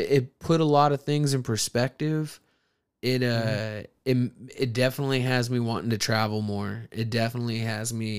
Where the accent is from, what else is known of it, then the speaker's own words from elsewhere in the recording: Texas, United States; I'm from Texas.